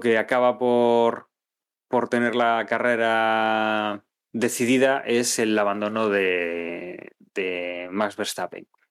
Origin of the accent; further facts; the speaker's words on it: Spain; como aficionado español